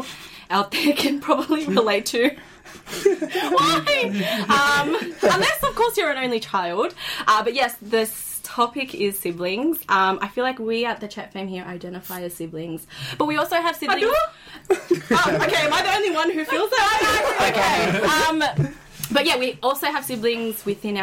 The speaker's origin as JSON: {"language": "English", "country": "Australia", "tie": "born or raised there", "said": "we've grown up being Australian, being Indonesian, also being Muslim"}